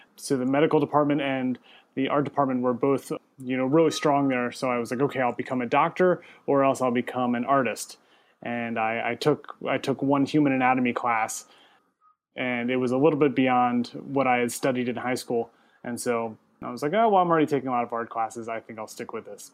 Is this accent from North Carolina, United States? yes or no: no; Westminster, Maryland, United States; moved away as an adult; also born or lived in Richmond, Virginia; originally, I am from the East Coast, uh, from Maryland, uh, right outside of Baltimore in Westminster. And then went to, lived there, grew up there